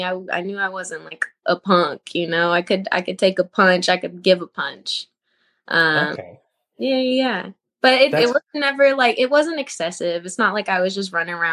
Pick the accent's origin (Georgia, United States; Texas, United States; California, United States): Texas, United States; Houston; I was born in Houston, Texas. I went to Spring High School. I was kind of was raised more in like the North area